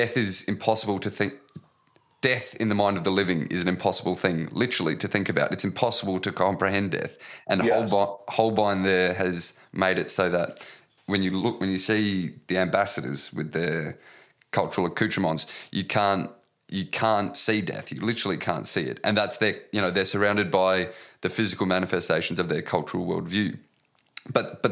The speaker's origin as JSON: {"language": "English", "country": "Australia", "said": "as an Australian"}